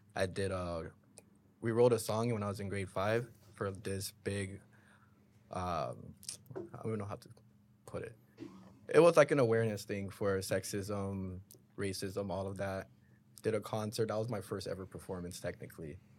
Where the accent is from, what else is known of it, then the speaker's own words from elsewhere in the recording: Brampton, Ontario, Canada; I grew up in Brampton, just like Lowry and Goals.